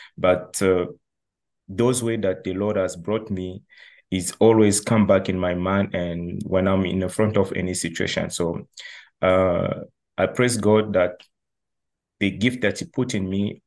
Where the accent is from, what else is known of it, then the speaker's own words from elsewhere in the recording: Republic of the Congo; also born or lived in China; now in Montreal, Canada; I'm from the Republic of the Congo, which is called like Congo Brazzaville.